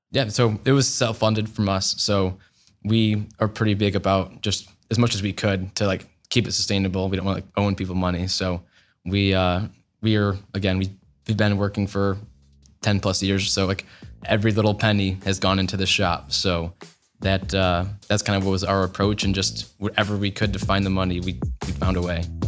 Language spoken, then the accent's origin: English; Traverse City, Michigan, United States; moved away as an adult; now in Columbus, United States; I'm actually from Northern Michigan, so Traverse City, Michigan